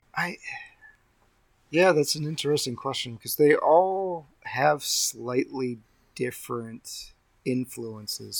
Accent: Charleston, West Virginia, United States; growing up in Charleston, West Virginia, we had Billy Bob's Wonderland.

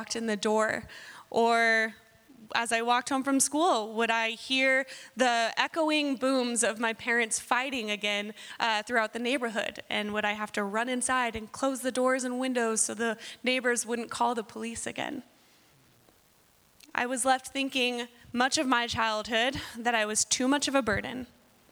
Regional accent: Southern California, United States; moved away; I was born and raised in Southern California

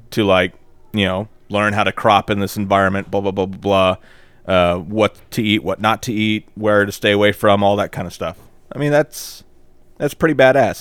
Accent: the South, United States; we're from the South

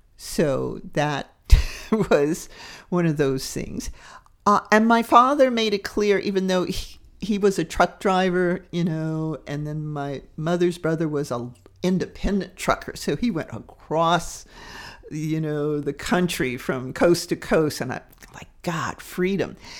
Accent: Deep South, United States; daughter of the Deep South. And it's, it's an interesting dynamic because that area shape me

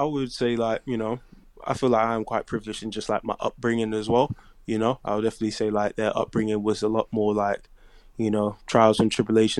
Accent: Nigeria; But in terms of just like being Nigerian, you know, like that sense of like family, religion, and just knowing what is important

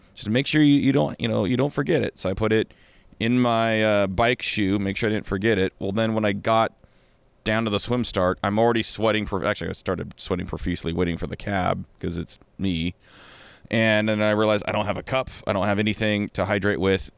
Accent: Kirkland, Washington, United States; I'm from Kirkland

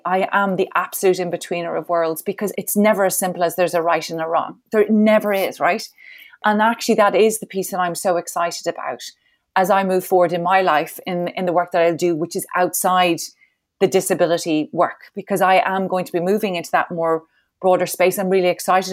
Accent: Ireland; I'm Irish

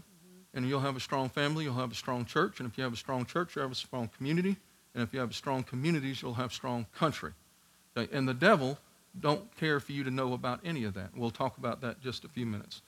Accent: New York City, New York, United States; moved away; also born or lived in Georgia; I'm from Staten Island, New York

